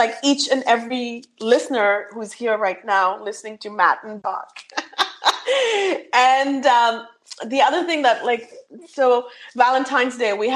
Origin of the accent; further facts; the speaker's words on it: India; English is a second language; moved away; I'm born and raised in India, so I have a very, I struggle with English a little bit